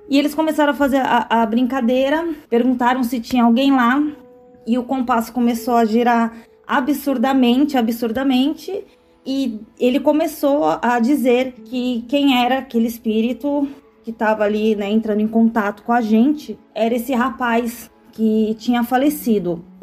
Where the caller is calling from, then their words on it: Santos, São Paulo, Brazil; sou aqui da cidade de Santos, né?